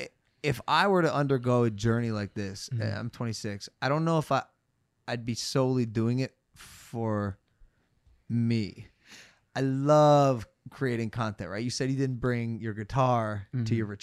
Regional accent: Cleveland, Ohio, United States; I'm from Cleveland.

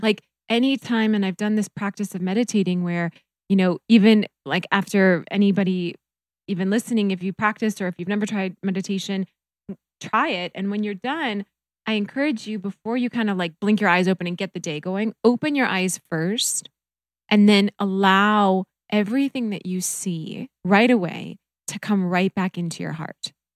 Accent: North Dakota, United States; moved away; also born or lived in Minnesota; I grew up in North Dakota

